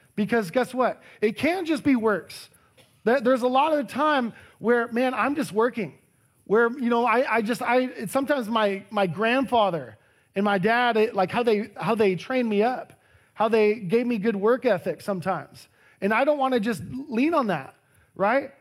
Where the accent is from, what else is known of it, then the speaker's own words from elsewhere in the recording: Harlingen, Texas, United States; moved away as an adult; also born or lived in Austin, Texas; Over two thousand miles is where my hometown is, Harlingen, Texas